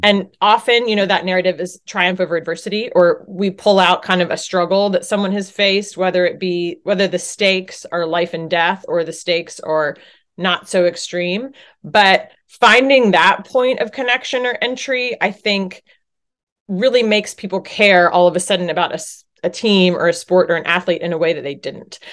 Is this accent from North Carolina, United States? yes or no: yes; Chapel Hill, North Carolina, United States; moved away as an adult; also born or lived in Boston / Virginia; I grew up in Chapel Hill, North Carolina, cheering for the Tar Heels.